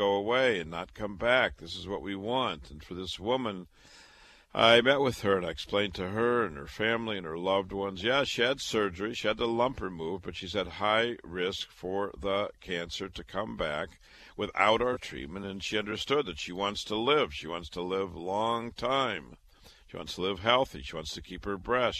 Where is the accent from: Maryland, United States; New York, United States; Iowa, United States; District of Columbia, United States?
Iowa, United States; Waterloo; moved away as an adult; also born or lived in Chicago / Boston; I was born and raised in Waterloo, Iowa